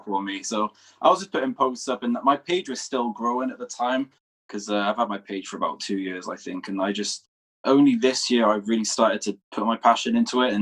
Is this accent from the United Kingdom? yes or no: yes; Wales, United Kingdom; I'm from Wales, United Kingdom.